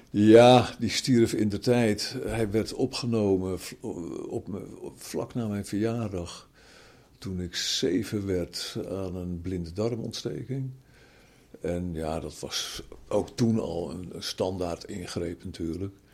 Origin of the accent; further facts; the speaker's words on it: Zaandam, North Holland, Netherlands; born there; Eh, ik ben geboren in Zaandam. Daar waren zij heen verhuisd vanuit Amsterdam. Mijn hele familie komt uit Amsterdam, van vader en moederskant.